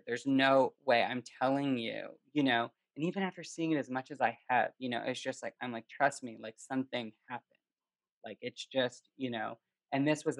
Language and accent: English; Canada; moved away; growing up in Canada with hockey